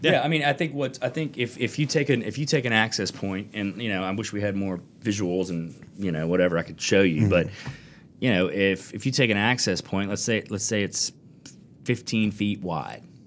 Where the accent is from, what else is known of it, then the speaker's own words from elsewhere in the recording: Fort Walton Beach, Florida, United States; also born or lived in Destin, Florida; now in Walton County, United States; I grew up in Fort Walton Beach